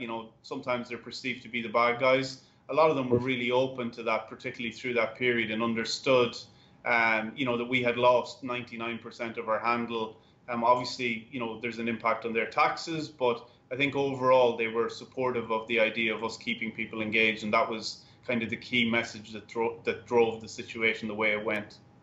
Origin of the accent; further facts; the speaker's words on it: Ireland; now in United States; I'm Irish